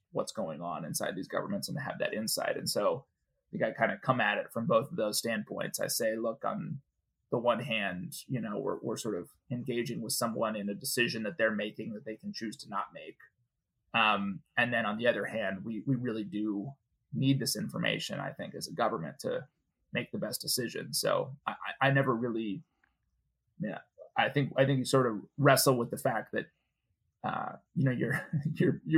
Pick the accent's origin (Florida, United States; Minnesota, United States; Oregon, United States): Minnesota, United States; Minneapolis; moved away as an adult; also born or lived in Wheaton, Illinois; I grew up in Minneapolis, so I was a Midwesterner.